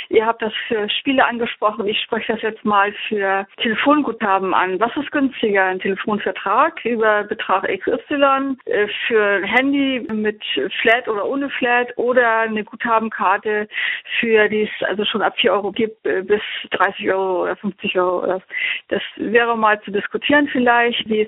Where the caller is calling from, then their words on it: Kiel, Schleswig-Holstein, Germany; Ja, hallo … ich komme aus Kiel, ich habe gerade mal euren Podcast gehört